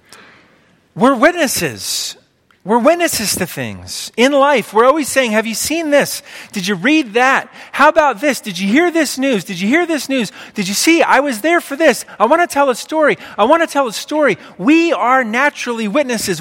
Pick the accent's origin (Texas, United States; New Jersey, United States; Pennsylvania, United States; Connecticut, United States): Pennsylvania, United States; I grew up in Pennsylvania. My whole life I've lived in Pennsylvania